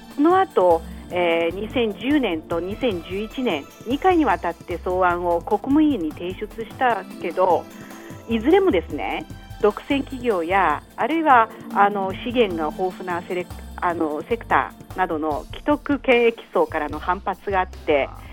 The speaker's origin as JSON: {"language": "Japanese", "country": "China", "also_born_or_lived": "Dalian", "said": "私たち中国人"}